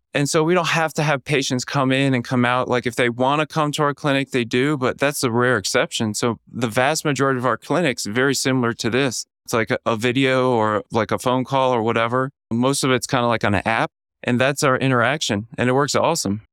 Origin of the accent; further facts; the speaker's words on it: Orlando, Florida, United States; moved away; also born or lived in Atlanta, Georgia / Kansas City / Kentucky; I was born in Orlando, Florida, kind of a humble lower middle class